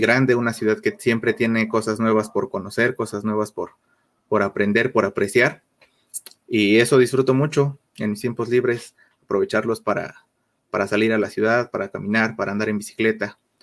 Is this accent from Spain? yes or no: no; Mexico City, Mexico; soy, soy de aquí de México, de la Ciudad de México, precisamente